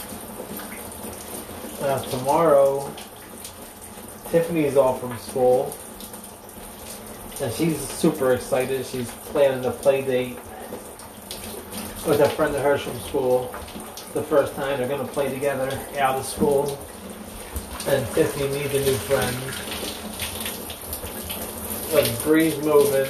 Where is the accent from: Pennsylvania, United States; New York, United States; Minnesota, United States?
Pennsylvania, United States; Philadelphia; moved away; growing up in Philly on the block